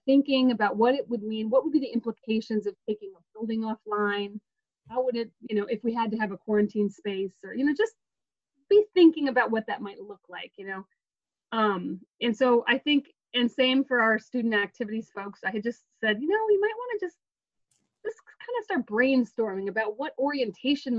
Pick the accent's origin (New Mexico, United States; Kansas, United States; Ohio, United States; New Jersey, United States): New Mexico, United States; moved away; I'm actually from New Mexico originally